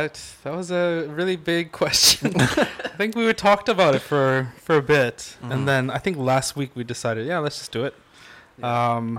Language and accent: English; United Kingdom; I mean, obviously this home is a little too hot for tea, but still, we're British.